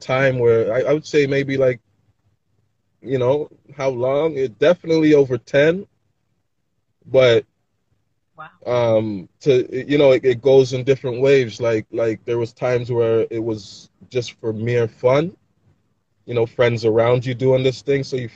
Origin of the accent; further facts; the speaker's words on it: Toronto, Ontario, Canada; I'm born and raised in Toronto